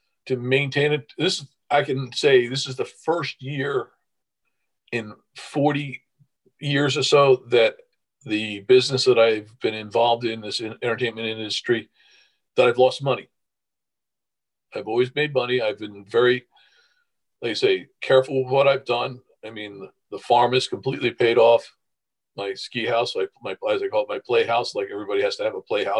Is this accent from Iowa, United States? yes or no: no; New Jersey, United States; I'm from New Jersey, but I'm the associate director for Maryland